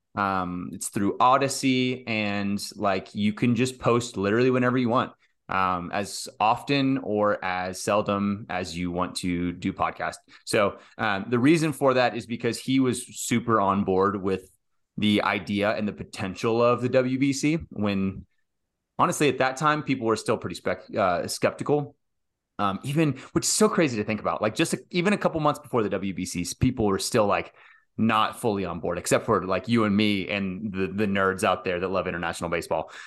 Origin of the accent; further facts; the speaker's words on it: United States; I'm in the U S, I'm an American